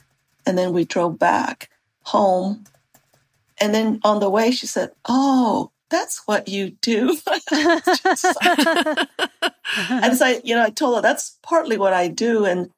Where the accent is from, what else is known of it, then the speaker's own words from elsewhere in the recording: United States; first language Navajo; English is a second language; Navajo is my first language.